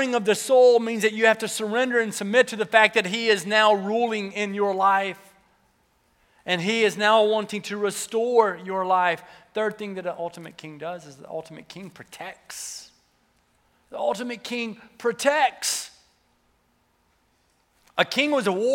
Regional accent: the South, United States; I was from the South, so the accent would come back out

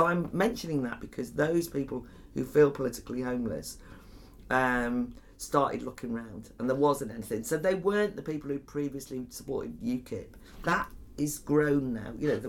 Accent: Wales, United Kingdom; I'm from North Wales, the Flintshire.

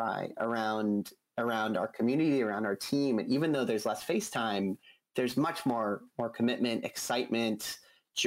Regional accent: Boulder, Colorado, United States; I was born and raised in Boulder

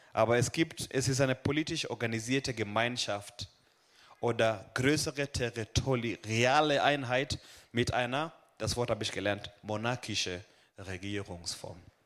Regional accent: Kenya; also born or lived in Hohenlohe, Germany; now in Germany; ich komme aus, äh, aus Kenia, aber momentan leb und wohn, arbeite ich in Süddeutschland

